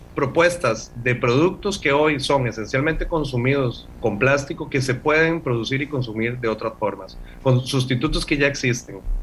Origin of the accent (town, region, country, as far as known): Costa Rica